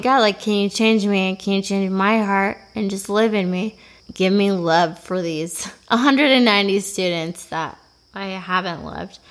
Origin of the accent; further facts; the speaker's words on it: Bemidji, Minnesota, United States; I am from Bemidji, Minnesota. It's a great place in northern Minnesota